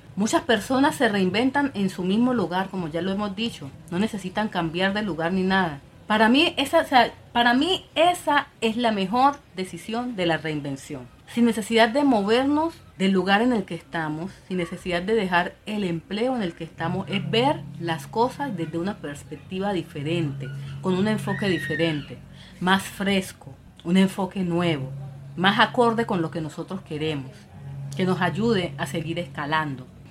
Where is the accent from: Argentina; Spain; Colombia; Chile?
Colombia; yo soy colombiana